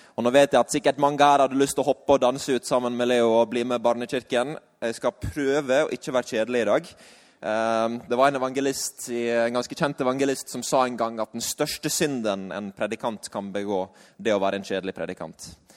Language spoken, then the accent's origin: Norwegian; Sunnmøre, Møre og Romsdal, Norway; vi er fra Sunnmøre.